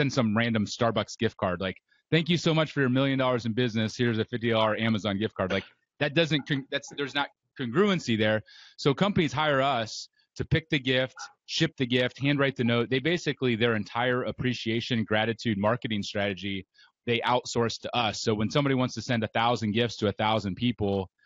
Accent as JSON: {"language": "English", "region": "Ohio", "country": "United States", "tie": "born or raised there", "said": "I grew up in Ohio"}